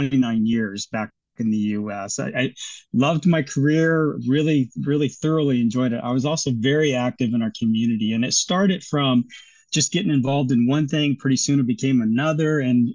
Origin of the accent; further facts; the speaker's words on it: Seattle, Washington area, United States; moved away as an adult; now in Auckland, New Zealand; I came from the Seattle, Washington area in the US. So Seattle, actually south of Seattle, about halfway between Seattle and Portland, Oregon